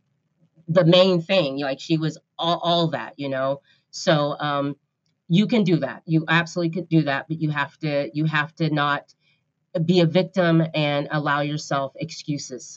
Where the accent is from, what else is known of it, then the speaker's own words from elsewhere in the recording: the Northwest, Pacific Northwest, United States; moved away as an adult; now in Sacramento, United States; I'm from the Northwest